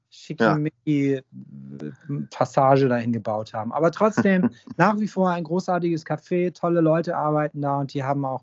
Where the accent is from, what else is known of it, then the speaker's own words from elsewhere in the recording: Hamburg, Germany; weil ich bin ja sozusagen am Großneumarkt groß geworden, wenn man so will. Und ähm, das ist im Portugiesenviertel.